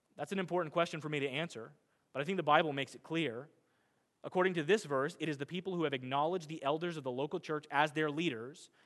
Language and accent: English; Midwest, United States; I'm a Midwesterner